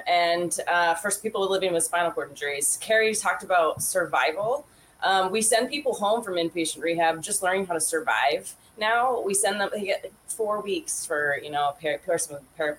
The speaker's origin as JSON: {"language": "English", "region": "Vermont", "country": "United States", "said": "I'm from Vermont"}